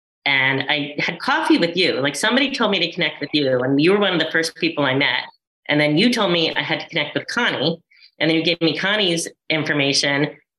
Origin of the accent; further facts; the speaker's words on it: New Jersey, United States; also born or lived in San Francisco, California; now in Asbury Park, United States; I grew up in New Jersey, but I was in California for 18 years and I wanted to come back to Jersey. And I have a very big Italian family